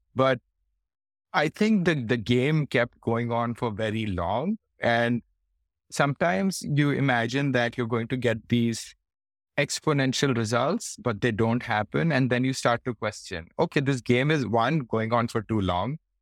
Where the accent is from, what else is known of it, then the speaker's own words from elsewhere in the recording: Faridabad, Haryana, India; moved away as an adult; also born or lived in Delhi / Hyderabad; now in Singapore; I grew up in India in, uh, in a place called Faridabad